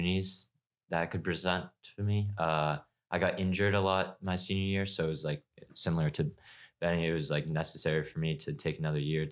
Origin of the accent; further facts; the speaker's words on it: Ipswich, Massachusetts, United States; I'm from Ipswich, Massachusetts